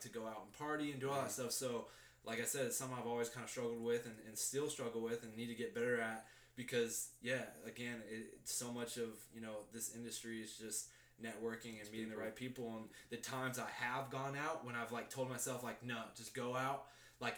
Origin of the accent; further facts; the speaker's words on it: Arizona, United States; moved away as an adult; I come from Arizona, born and raised in Arizona